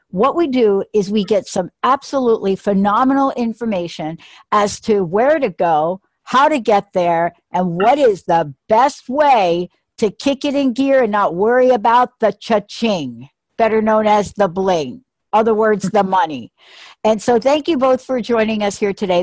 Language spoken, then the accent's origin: English; New York City, New York, United States; also born or lived in New Jersey; now in Washington State, United States; I'm a native New Yorker